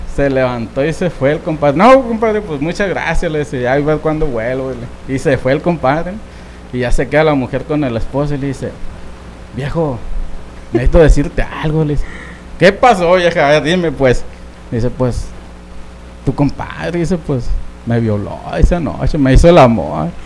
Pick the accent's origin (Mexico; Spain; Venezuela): Mexico; Sonora; also born or lived in Nogales, Sonora; allá en mi pueblo, por cierto, un saludo a Citagua y Sonora